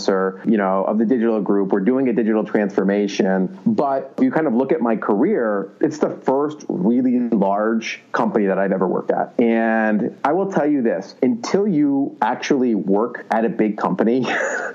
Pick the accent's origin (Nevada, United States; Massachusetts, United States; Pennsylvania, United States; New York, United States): Pennsylvania, United States; Philadelphia; now in Silicon Valley, United States; I'm from Philadelphia